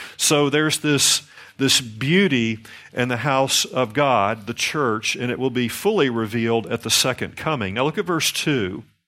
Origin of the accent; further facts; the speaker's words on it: the Bible Belt, United States; down here in the Bible Belt, and I'm from the Bible Belt